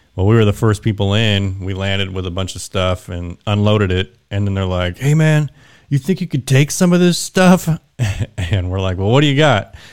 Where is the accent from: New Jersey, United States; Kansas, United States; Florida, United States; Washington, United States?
Kansas, United States; Wichita; moved away as an adult; born and raised in Kansas, so I, I lived there for twenty years and then joined the Air Force